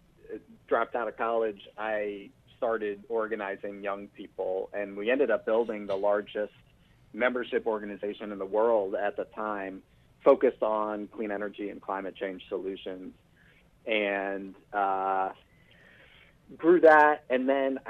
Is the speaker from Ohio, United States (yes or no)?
no; New York City, New York, United States; I grew up in New York City